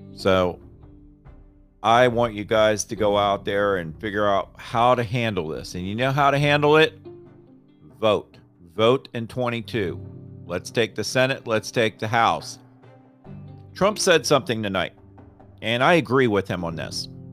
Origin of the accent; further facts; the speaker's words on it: Florida, United States; now in Raleigh, United States; I grew up in Florida